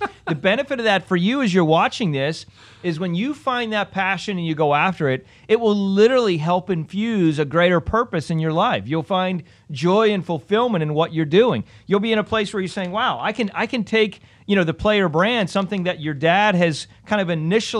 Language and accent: English; Pennsylvania, United States; I grew up in Pennsylvania, smaller town.